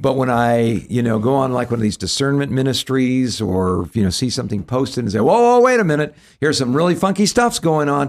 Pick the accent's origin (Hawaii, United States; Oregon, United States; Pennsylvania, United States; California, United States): California, United States; Southern; growing up in Southern California